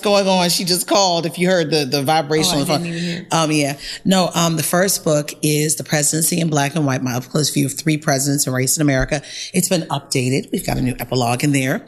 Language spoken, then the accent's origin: English; Baltimore, Maryland, United States; I'm from Baltimore. We're here in my city